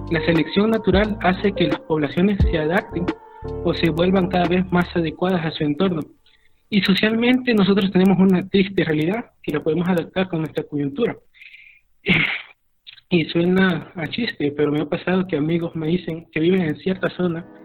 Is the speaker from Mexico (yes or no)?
no; El Salvador